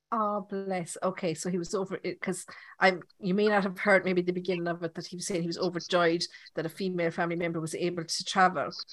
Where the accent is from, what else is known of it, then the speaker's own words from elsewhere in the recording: Ireland; accent: Irish; my Irish accent